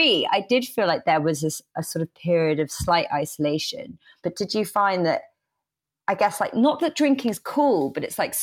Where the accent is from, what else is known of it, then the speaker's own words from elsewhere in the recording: England, United Kingdom; being very English